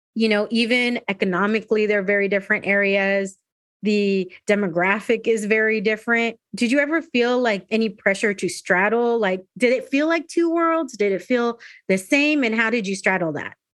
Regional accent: San Diego, California, United States; moved away as an adult; also born or lived in Texas; I grew up in San Diego

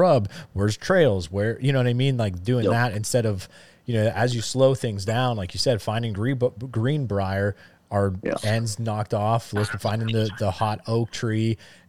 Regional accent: Pennsylvania, United States; because growing up in Northeast Pennsylvania, living here in Central Pennsylvania, I don't never really hunted fields, right?

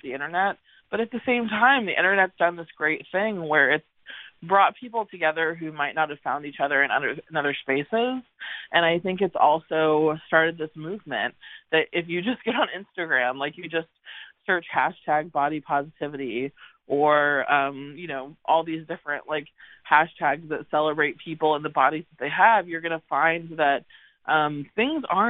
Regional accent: San Antonio, Texas, United States; also born or lived in Connecticut; I'm originally from Connecticut, but as a child I moved to San Antonio

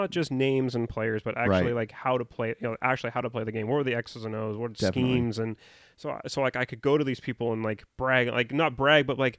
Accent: Vancouver, Washington, United States; born and {S2} raised in Vancouver, Washington, has very, very rarely have left it.

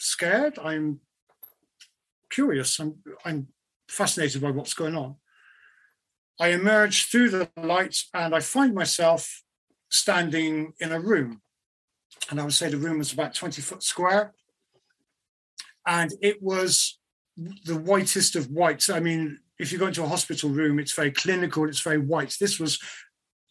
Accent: United Kingdom; being British

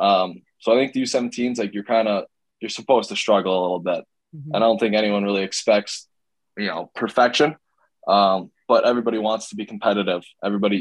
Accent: Cleveland, Ohio, United States; now in Austin, United States; growing up in Cleveland playing for the Barons

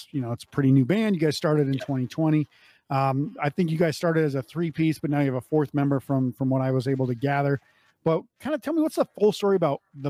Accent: North Dakota, United States; moved away; I grew up in North Dakota

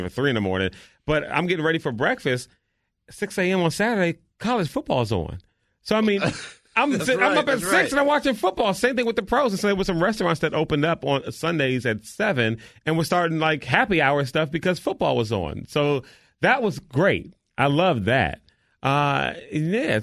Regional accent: United States; we Americans

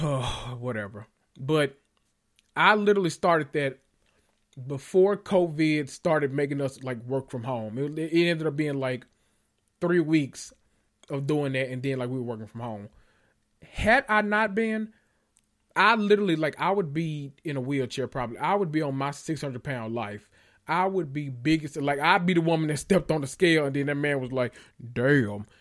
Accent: Memphis, Tennessee, United States; I'm from Memphis and I'm country

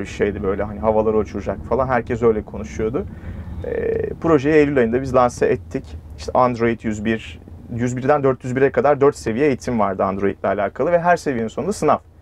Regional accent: Mustafakemalpaşa, Bursa, Turkey; moved away as an adult; bizim Mustafa Kemal Paşalıyım ben Bursa

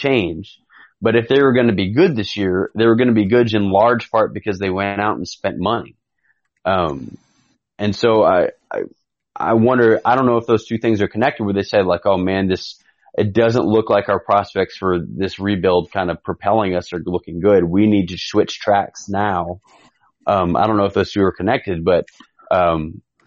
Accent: Dallas, Texas, United States; moved away; also born or lived in Phoenix / Cincinnati; I grew up in Dallas.

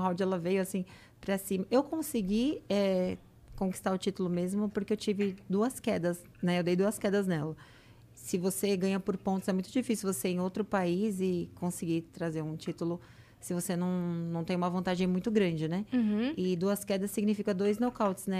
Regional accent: São Paulo, Brazil; now in Santos, Brazil; eu sou de São Paulo

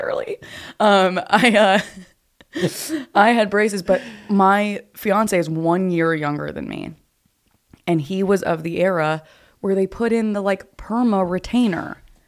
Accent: Nashville, Tennessee, United States; now in Los Angeles, United States; I'm, I'm from Nashville

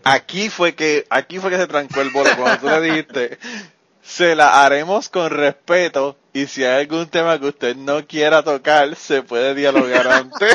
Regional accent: Puerto Rico; para allá somos muchísimos muchísimo boricua

